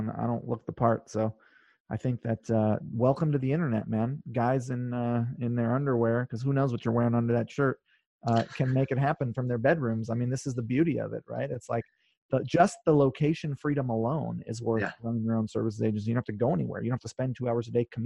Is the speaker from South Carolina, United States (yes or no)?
no; North Shore, Oahu, Hawaii, United States; also born or lived in California; now in New York, United States; I grew up on the North Shore. It's the best.